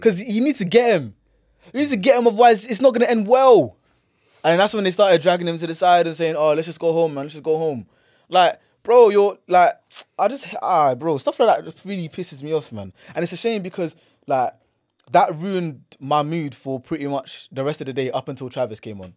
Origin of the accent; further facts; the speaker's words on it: London, United Kingdom; Man's from here, London.